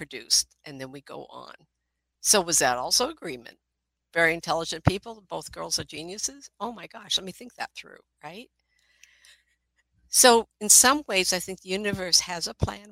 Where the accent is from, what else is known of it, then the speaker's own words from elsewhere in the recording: Inglewood, California, United States; also born or lived in Hollywood, California; I was born in Inglewood, California. We lived in Hollywood